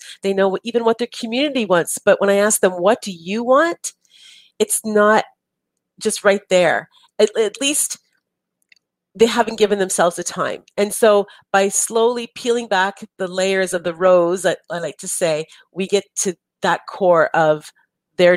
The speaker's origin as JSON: {"language": "English", "country": "Canada", "said": "we're Canadian"}